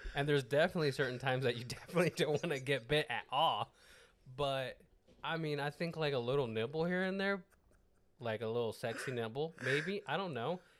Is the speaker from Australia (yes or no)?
no; Mexico; English is a second language; I'm Mexican